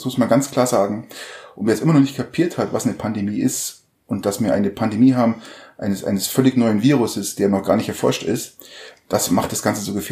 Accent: Germany; bei uns in Deutschland

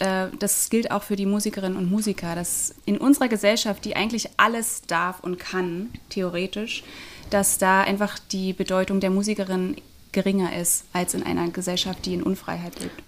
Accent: Northern Germany, Germany; moved away; ich komme aus Norddeutschland

